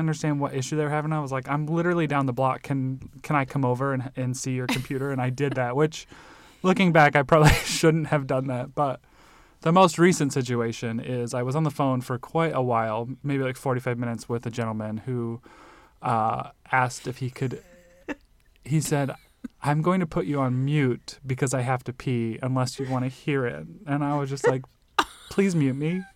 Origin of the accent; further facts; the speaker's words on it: Nebraska, United States; also born or lived in Illinois; now in Arizona, United States; growing up in Nebraska and then in Illinois